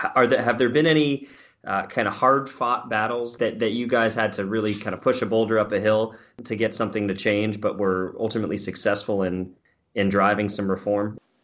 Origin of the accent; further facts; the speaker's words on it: New York, United States; as a fellow New Yorker